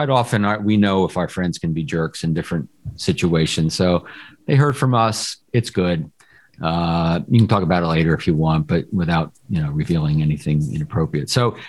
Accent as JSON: {"language": "English", "region": "Washington, D.C. area", "country": "United States", "tie": "born or raised there", "said": "So Malcolm Etheridge from my hometown area, the DC area"}